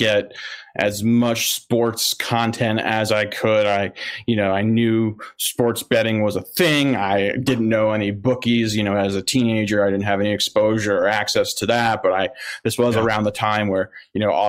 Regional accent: Philadelphia, Pennsylvania, United States; I grew up in Philadelphia

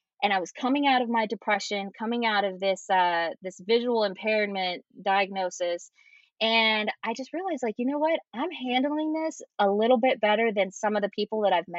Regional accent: West Virginia, United States; also born or lived in Florida; now in Los Angeles, United States; I am originally from West Virginia. I am a very not country girl, but just from the backwoods. I grew up in a very isolated area.

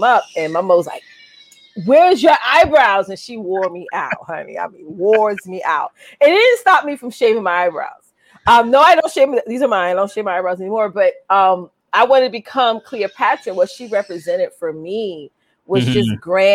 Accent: Westbury, New York, United States; I was born and raised in Westbury, Long Island

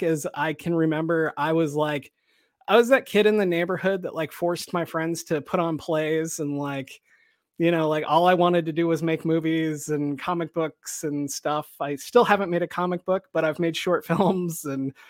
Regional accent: Nebraska, United States; moved away; I grew up in Nebraska, and then, you know, I moved here to get away from snow.

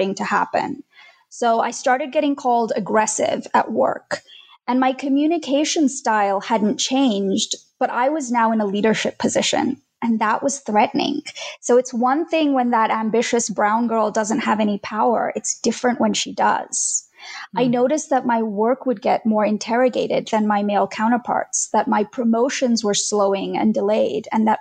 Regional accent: Australia; moved away as an adult; also born or lived in India; now in United States; We moved from India to Australia when I was 9, and later I moved to the US in my early 30s.

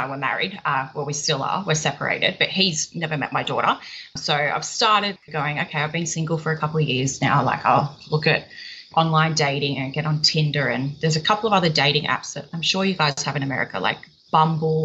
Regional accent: Sydney, New South Wales, Australia; I'm from Sydney in Australia. Well, I'm about an hour out of Sydney

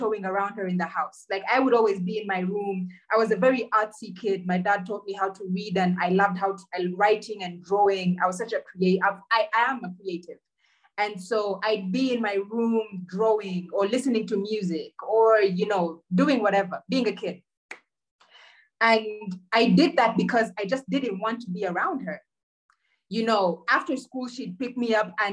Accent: Uganda; we grew up in Uganda

